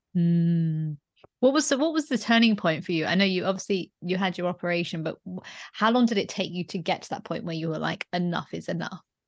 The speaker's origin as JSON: {"language": "English", "town": "Leeds", "region": "Yorkshire and the Humber", "country": "United Kingdom", "tie": "born or raised there", "also_born_or_lived": "London", "moved": "as an adult", "said": "I studied my first degree in Leeds, um, which is my hometown, and then I moved to London"}